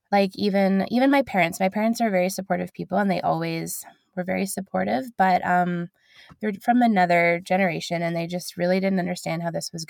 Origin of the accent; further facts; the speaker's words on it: London, United Kingdom; People in London, I'm from London, people in London were getting to know me, and I was very like local.